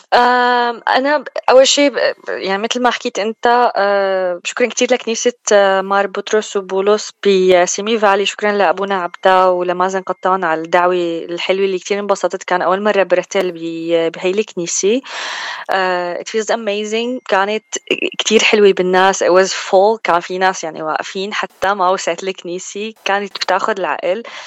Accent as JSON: {"language": "Arabic", "town": "Zaidal", "region": "Homs Governorate", "country": "Syria", "moved": "as an adult", "lives_now": "United States", "said": "أنا بالأصل من سوريا من حمص من ضيعة اسمها زيدل"}